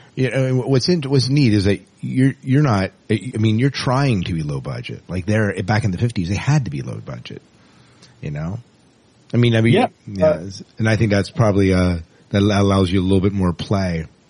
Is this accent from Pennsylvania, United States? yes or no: yes; Lancaster County, Pennsylvania, United States; I'm actually from Lancaster County, Pennsylvania